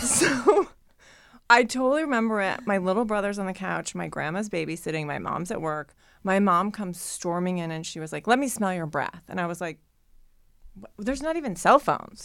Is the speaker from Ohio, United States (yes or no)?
yes; Ohio, United States; growing up in Ohio